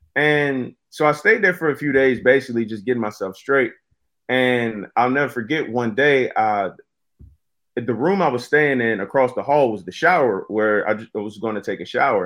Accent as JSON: {"language": "English", "region": "Virginia", "country": "United States", "tie": "born or raised there", "also_born_or_lived": "North Carolina", "said": "I moved to Virginia from North Carolina with my mom when I was about, yeah, about two years old, and we moved in with my grandmother"}